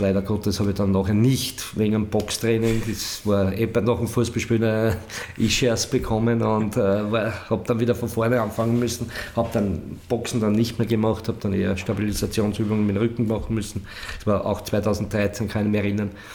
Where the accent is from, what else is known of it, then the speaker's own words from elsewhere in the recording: Weitra, Lower Austria, Austria; meine Heimatstadt Weitra